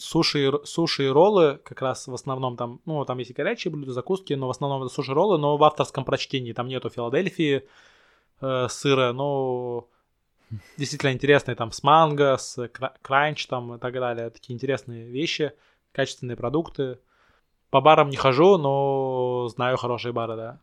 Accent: Saint Petersburg, Russia; я сам петербуржец

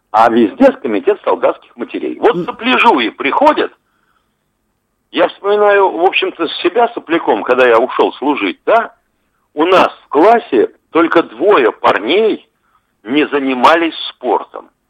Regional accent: Karachay-Cherkessia, Russia; Я из Карачао-Черкесской республики

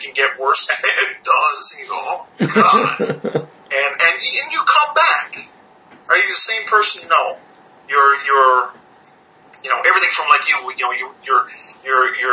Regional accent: Canada; I'm from Canada.

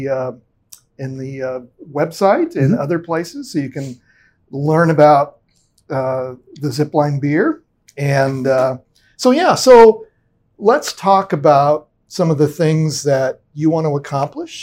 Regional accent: Ogallala, Nebraska, United States; I graduated from high school in Ogallala

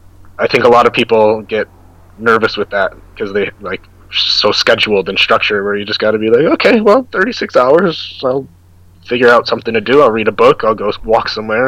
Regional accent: United States; moved away as an adult; now in South Korea; I'm American

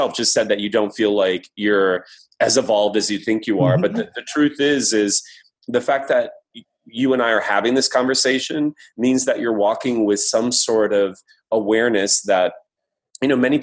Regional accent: Midwest, United States; growing up in the Midwest

